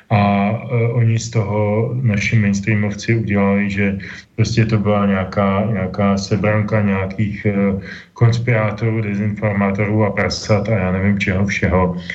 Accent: Czechia; tady u nás v Čechách

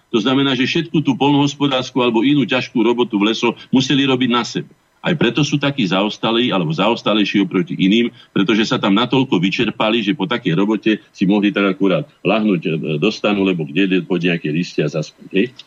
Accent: Slovakia; sme Slováci

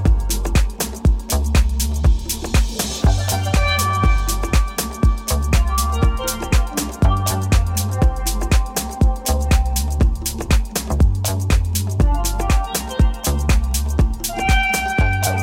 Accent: Tsanini, Limpopo, South Africa; in Tsanini, my hometown.

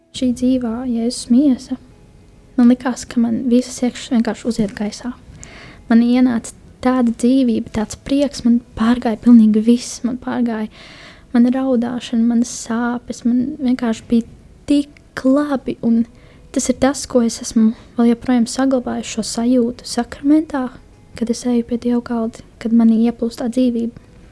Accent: Kuldīga, Kurzeme, Latvia; moved away as an adult; now in Jelgava, Latvia; oriģināls nāk no Kuldīgas, bet šobrīd uh, pēdējo pusotru gadu, divus gadus dzīvoju jau Jāgavā

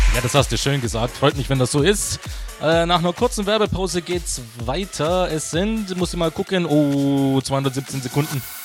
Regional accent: Stuttgart, Baden-Württemberg, Germany; moved away; meine Heimat, wie ich dich vermisse

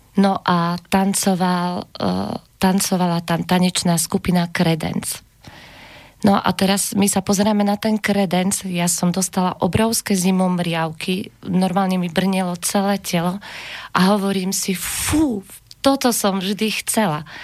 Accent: Upper Hron region, Banská Bystrica Region, Slovakia; also born or lived in Kysuce / Červená Skala / Pohorelská Maša / Brezno; narodila som sa na Kisuciach a tým, že sme sa presťahovali na Hore Hronie, ešte som bola malička, ja teda tvrdím, že som, e, že som kosmopolitný Hore Hronic

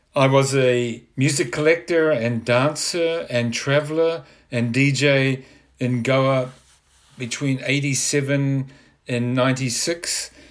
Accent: New Zealand; moved away as an adult; I'm originally from New Zealand. I'd been involved with punk groups and rock and roll in the seventies there

